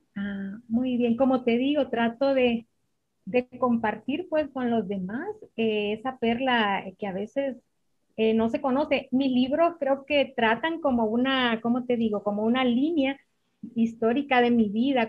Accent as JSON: {"language": "Spanish", "area": "Jutiquile", "region": "Olancho", "country": "Honduras", "tie": "born or raised there", "also_born_or_lived": "Comayagua, Honduras", "said": "Mi pueblito es un pueblo muy pequeño del centro de Honduras, se llama Juterique."}